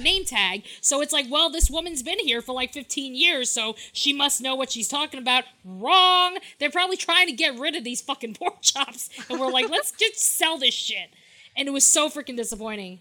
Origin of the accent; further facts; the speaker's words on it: New York, United States; I'm from New York